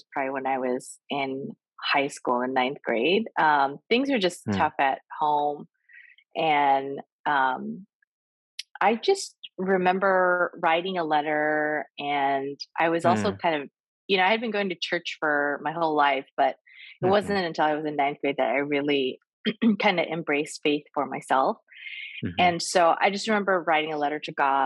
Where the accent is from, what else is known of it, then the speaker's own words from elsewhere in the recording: Pacific Northwest, United States; moved away as an adult; now in Boston, United States; I grew up in the Pacific Northwest